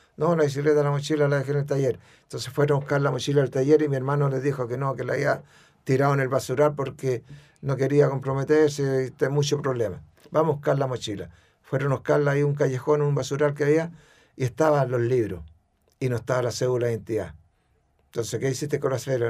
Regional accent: Chile; fui el mejor chileno

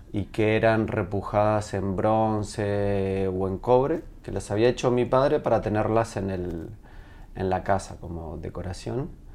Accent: Uruguay; accent: Uruguayan; moved away as an adult; now in Chile; soy de Uruguay, nací en Uruguay, viví hasta los 21 en Uruguay, pero mi madre es chilena

